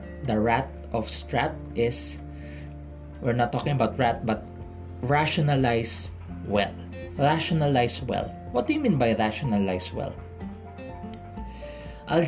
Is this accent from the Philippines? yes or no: yes; Philippines; I'm from the Philippines